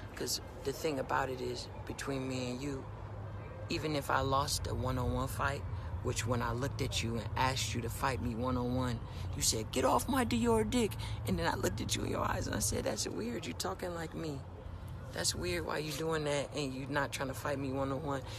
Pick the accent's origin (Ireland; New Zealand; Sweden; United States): United States; Oakland, California; I'm a nigga from Oakland, California